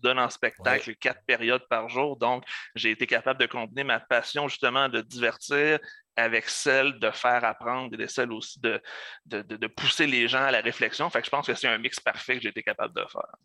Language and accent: French; Lebel-sur-Quévillon, Quebec, Canada; first language French; also born or lived in Abitibi-Témiscamingue; je suis originaire euh, du nord du Québec, euh, d'un petit village du nom de Lebel-sur-Quévillon. Ensuite, je suis, euh, je suis déménagé en Abitibi-Témiscamingue